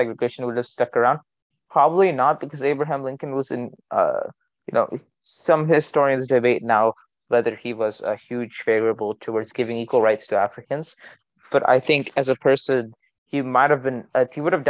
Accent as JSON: {"language": "English", "country": "India", "said": "I'm Indian"}